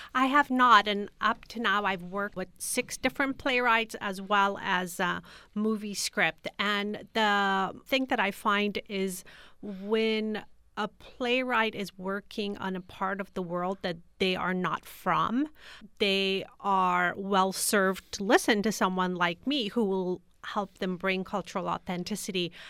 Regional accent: United States; also born or lived in Kabul, Afghanistan; growing up in the United States as a refugee

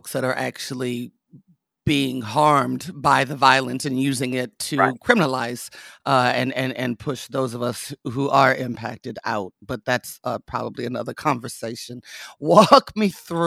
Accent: Las Vegas, Nevada, United States; moved away; I wasn't raised out here. I was raised in Las Vegas.

